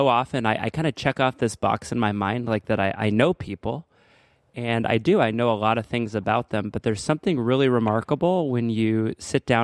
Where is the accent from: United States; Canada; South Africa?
United States; Yuba City area, California; pretty much grew up in the exact same area.